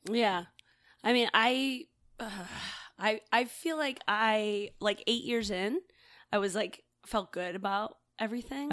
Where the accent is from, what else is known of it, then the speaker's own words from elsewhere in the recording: New Hampshire, United States; moved away as an adult; also born or lived in New York City; I grew up in New Hampshire